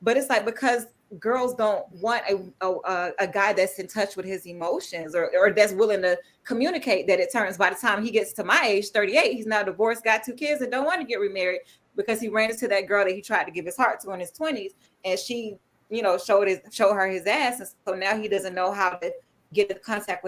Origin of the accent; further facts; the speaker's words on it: the South, United States; you would know me that I'm still from the South. So I'm real Southern and traditional, but it comes off that way.